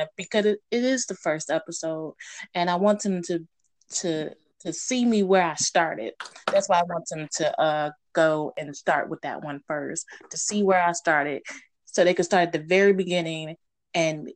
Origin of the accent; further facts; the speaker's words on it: Houston, Texas, United States; Born and raised Houston, Texas